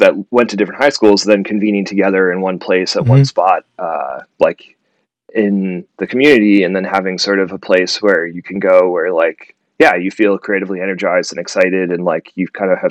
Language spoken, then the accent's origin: English; Cleveland, Ohio, United States; moved away as an adult; also born or lived in Brooklyn; now in Kansas City, United States; I'm from Cleveland, Ohio, and I loved growing up in Cleveland.